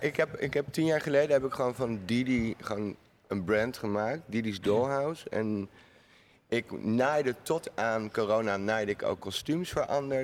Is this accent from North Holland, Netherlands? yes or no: no; The Hague, South Holland, Netherlands; ik woon niet in Amsterdam, natuurlijk. Ik kom uit Den Haag